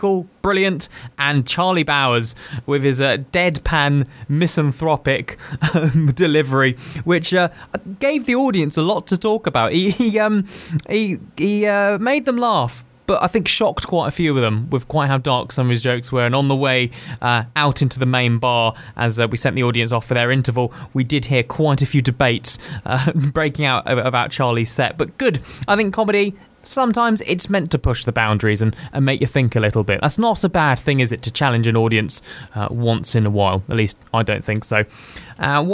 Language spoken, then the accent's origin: English; England, United Kingdom; accent: posh, Received Pronunciation